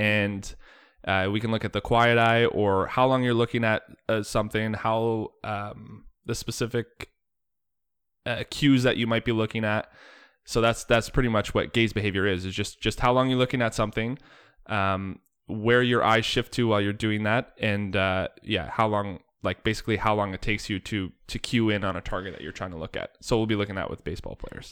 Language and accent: English; Bradford, Ontario, Canada; moved away as an adult; also born or lived in Oakville, Ontario / Jamestown, North Dakota; growing up in Bradford, Ontario, uh, halfway to Barrie.